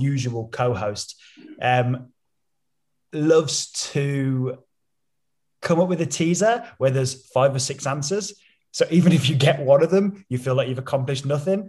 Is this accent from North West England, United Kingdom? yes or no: no; Staffordshire, West Midlands, United Kingdom; We moved to Staffordshire. So I was born in Staffordshire.